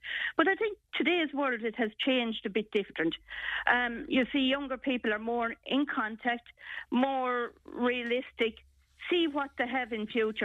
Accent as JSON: {"language": "English", "country": "Ireland", "said": "We're Irish"}